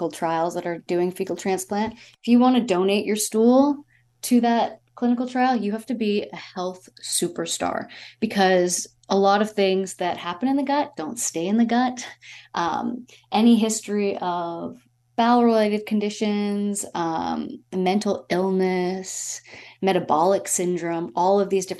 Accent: Toronto, Ontario, Canada; moved away as an adult; also born or lived in Yorkshire / Los Angeles; I was born and raised in Toronto

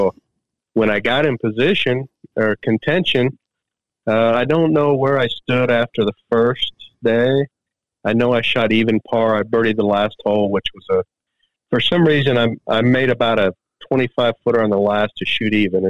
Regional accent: United States; Being an American

